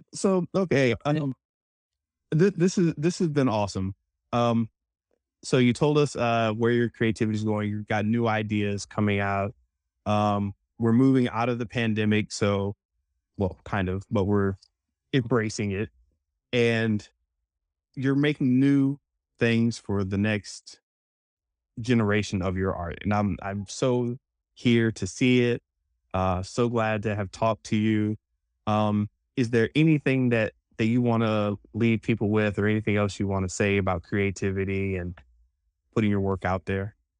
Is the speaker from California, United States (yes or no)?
no; New Orleans, Louisiana, United States; I was born in New Orleans